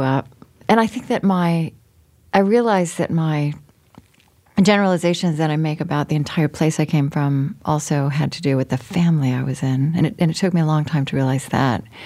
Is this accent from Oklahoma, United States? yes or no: yes; Oklahoma, United States; moved away as an adult; also born or lived in Berlin, Germany; I grew up in Oklahoma and then I was in Europe for 10 years